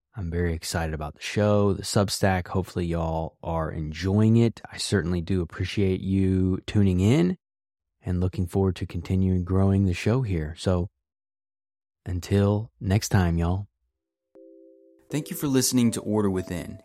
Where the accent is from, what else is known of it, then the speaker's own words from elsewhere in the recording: West Virginia, United States; I grew up in West Virginia